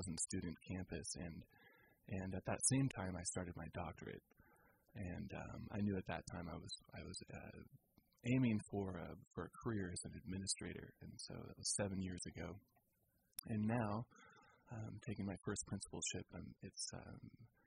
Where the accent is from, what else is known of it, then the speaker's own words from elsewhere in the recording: La Grande, Oregon, United States; moved away as an adult; also born or lived in California / Colorado; now in Petaluma, United States; I'm a native of Oregon, although I was born in California, but I grew up in Oregon in a small town in northeast Oregon in the Blue Mountains called La Grande